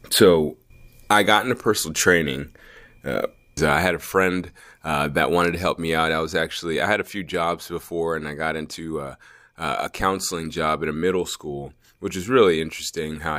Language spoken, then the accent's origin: English; Anchorage, Alaska, United States; also born or lived in Georgia; Well, I'm from Anchorage, Alaska, uh, uh unofficially.